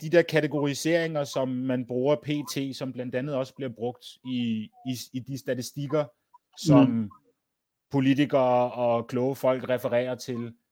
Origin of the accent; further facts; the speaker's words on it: Denmark; Jeg har en dansk mor. Jeg er, jeg, jeg, jeg, er dans, jeg er dansker. Ja. Yeah født, dan- født dansk med dansk pas i Danmark